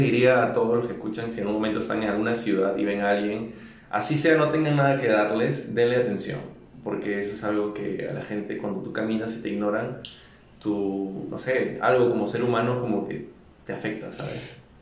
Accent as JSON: {"language": "Spanish", "region": "Lima", "country": "Peru", "tie": "born or raised there", "also_born_or_lived": "New York", "moved": "as an adult", "lives_now": "Mexico City, Mexico", "said": "Nací y crecí en Lima, Perú."}